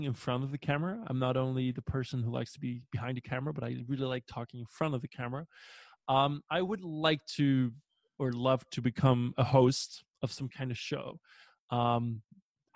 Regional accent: Belgium; English is a second language; we as Belgian people

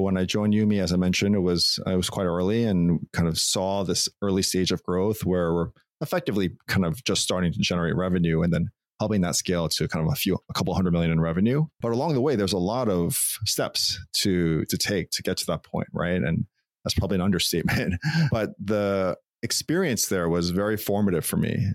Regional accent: Long Island, New York, United States; moved away as an adult; also born or lived in California; I grew up in Long Island, New York

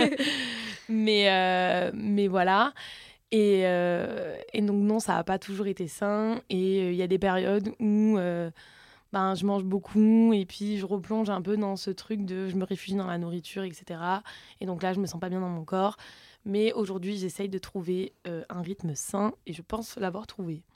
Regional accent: south of France, France; accent: southern; je viens du sud de la France

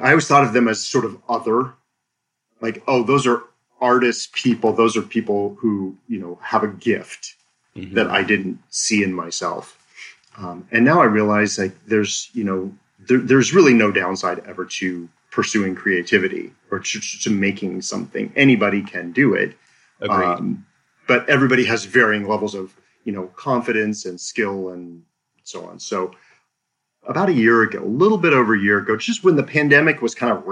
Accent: Seattle, Washington, United States; also born or lived in Blaine, Washington; So I'm a native of Washington State. I was born and raised in the Seattle area.

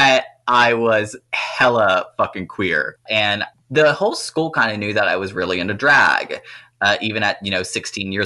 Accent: Louisiana, United States; I grew up on a chicken farm in mid-Louisiana

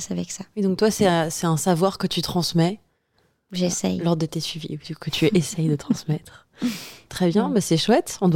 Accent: Auvergne-Rhône-Alpes, France; moved away as an adult; also born or lived in Atlantic coast, France; je suis auvergnate

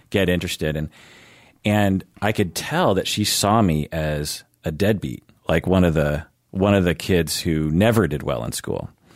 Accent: Seattle, Washington, United States; I grew up in Seattle.

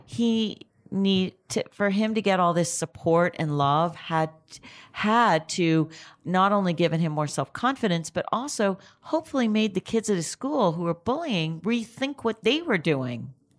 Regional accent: Canada; now in United States; I'm Canadian originally

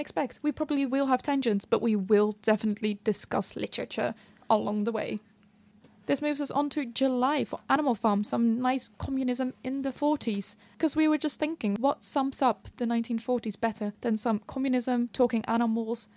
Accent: Netherlands; I'm from the Netherlands

